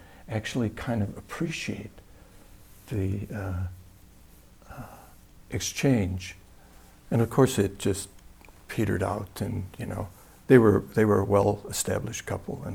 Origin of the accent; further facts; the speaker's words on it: Wisconsin, United States; I'm from Wisconsin, so I remember one time back when I was really young, this is something you do in Wisconsin